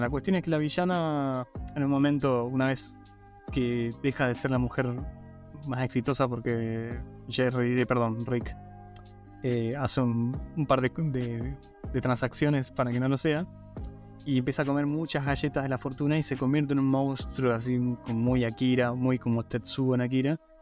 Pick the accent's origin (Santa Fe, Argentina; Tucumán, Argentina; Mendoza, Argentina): Mendoza, Argentina; Guaymallén; cuando me preguntan de dónde soy, digo de Mendoza y de qué parte, digo, sí, soy de Guaymallén